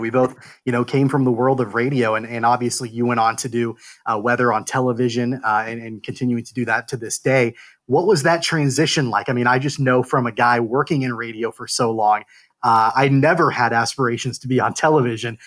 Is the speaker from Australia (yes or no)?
no; Kansas, United States; I grew up in Kansas as well